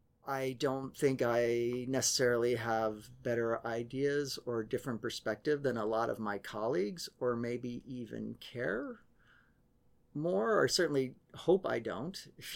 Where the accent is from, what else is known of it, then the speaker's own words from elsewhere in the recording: Vienna, Virginia, United States; also born or lived in Paris, France / Brussels, Belgium; I grew up in placeless, nameless suburban Washington, D.C., which was... VA or Maryland? Virginia. Yeah, like Vienna, Virginia, Vienna. In Fairfax County